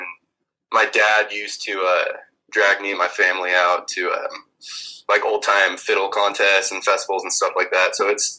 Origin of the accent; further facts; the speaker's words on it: Spokane, Washington, United States; also born or lived in Texas; I was born in Texas, and I moved a bunch as a kid, but Spokane for, you know, all intents and purposes. I've lived here since I was a kid.